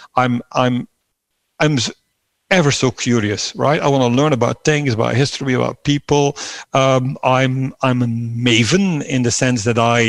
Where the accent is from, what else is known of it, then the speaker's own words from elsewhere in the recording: Belgium; moved away as an adult; also born or lived in Netherlands; I was leaving my home country, Belgium, sort of mid-30s